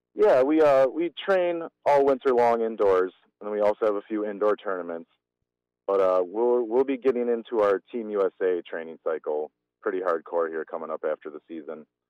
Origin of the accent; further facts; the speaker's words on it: Germantown, Wisconsin, United States; I grew up in Germantown